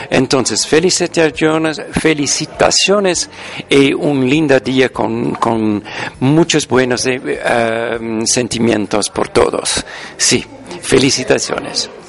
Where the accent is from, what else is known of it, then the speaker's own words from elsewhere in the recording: Netherlands; first language Dutch; Spanish is a second language; now in Ecuador; de Holanda. Y ya es muy especial que yo soy ahora en Ecuador